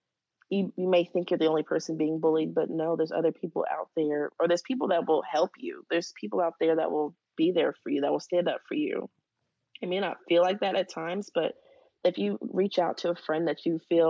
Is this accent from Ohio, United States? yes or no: yes; Dayton, Ohio, United States; I'm from Dayton, Ohio. So my schools and surrounding schools were all really excited